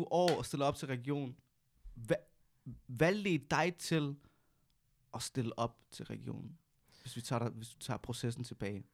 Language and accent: Danish; Næstved, Zealand, Denmark; Jeg kommer også fra 47, 4700 næste